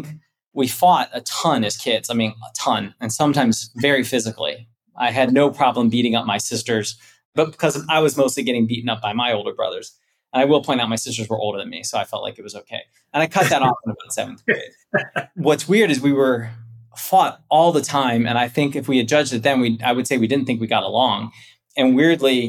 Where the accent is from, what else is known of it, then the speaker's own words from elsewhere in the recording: Canton, Ohio, United States; moved away as an adult; also born or lived in Florida / New York; now in Chicago, United States; I am from Canton, Ohio. I grew up one of six kids